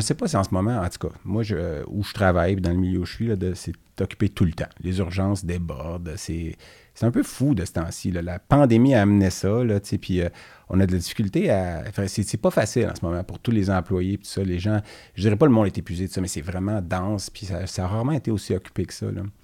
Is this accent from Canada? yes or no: yes; Quebec, Canada; je suis québécois, je suis fier de mes origines